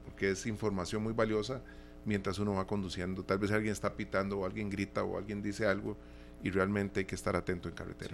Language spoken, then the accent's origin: Spanish; Costa Rica; Nosotros como costarricenses